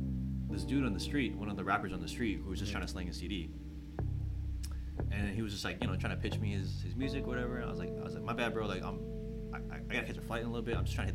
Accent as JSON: {"language": "English", "town": "San Jose", "region": "California", "country": "United States", "tie": "born or raised there", "said": "I'm from the Bay, first and foremost, where it's, like, insanely diverse."}